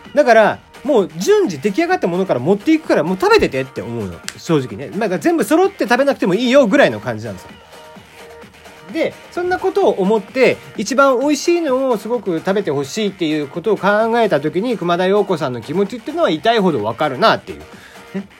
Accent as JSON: {"language": "Japanese", "region": "Kagoshima", "country": "Japan", "tie": "born or raised there", "said": "俺が鹿児島出身"}